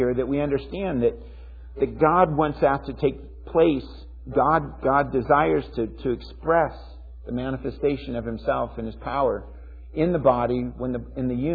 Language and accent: English; United States